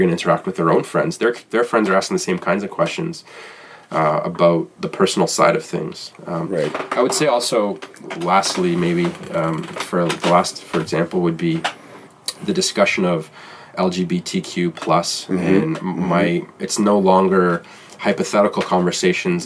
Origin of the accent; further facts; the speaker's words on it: Toronto, Ontario, Canada; I'm from Toronto